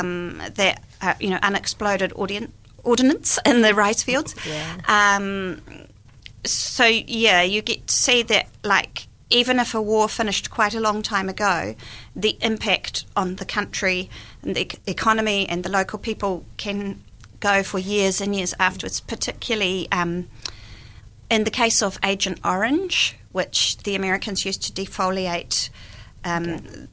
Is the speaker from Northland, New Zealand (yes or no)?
no; Dunedin, Otago, New Zealand; also born or lived in Japan / Vietnam; I was born in Dunedin right. and had my education here at um, yeah, primary school, and then D and I for intermediate and Otago Girls